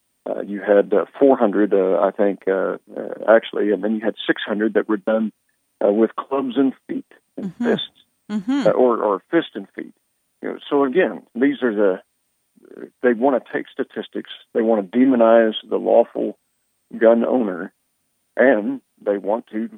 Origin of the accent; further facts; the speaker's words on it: Oklahoma, United States; I'm a Republican from Oklahoma.